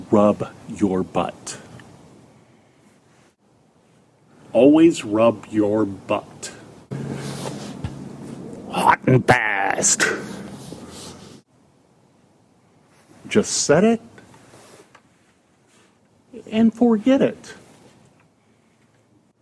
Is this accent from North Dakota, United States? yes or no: no; Texas, United States; also born or lived in Kansas City; now in New York City, United States; I was born in Texas, lived in Kansas City for a little while